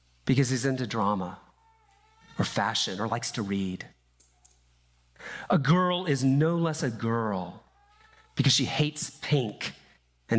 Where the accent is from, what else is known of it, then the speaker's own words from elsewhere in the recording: Deep South, United States; I grew up in the Deep South